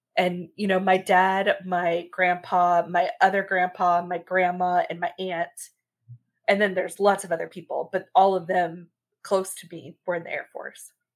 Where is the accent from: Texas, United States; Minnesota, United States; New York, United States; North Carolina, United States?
Texas, United States; we are from Texas.